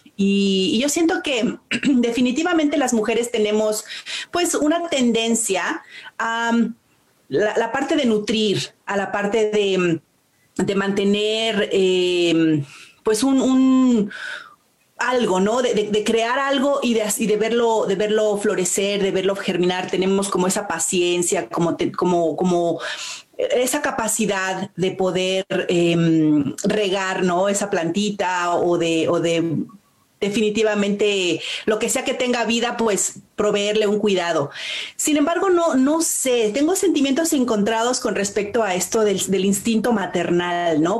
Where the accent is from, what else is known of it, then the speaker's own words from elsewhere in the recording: Mexico; now in Canada; yo nací en México y mm, de muchas maneras, pues soy mexicana